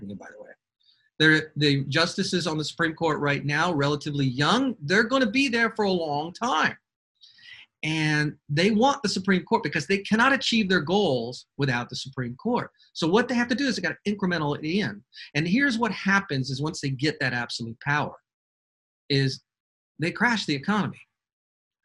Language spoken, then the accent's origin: English; Georgia, United States; Georgia, my home state